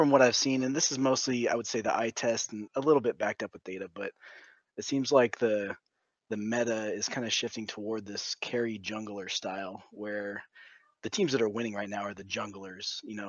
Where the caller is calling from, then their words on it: Goldendale, Washington, United States; I'm calling from... little place called Goldendale, Washington.